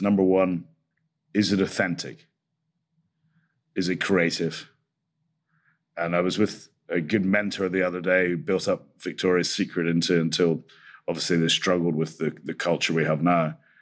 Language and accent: English; Scotland, United Kingdom; I'm Scottish